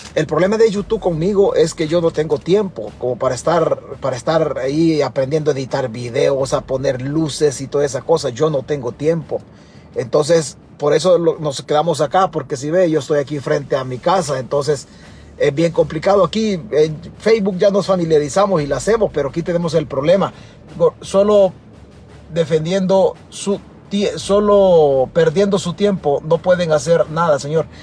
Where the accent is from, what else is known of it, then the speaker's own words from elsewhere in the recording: El Salvador; now in United States; Yo vivo accidentalmente en Estados Unidos, pero mi único territorio es El Salvador. Es la única tierra que tengo en el mundo